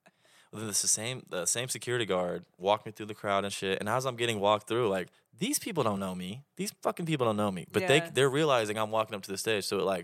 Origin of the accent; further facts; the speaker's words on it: Oklahoma, United States; Well, I'm from Oklahoma.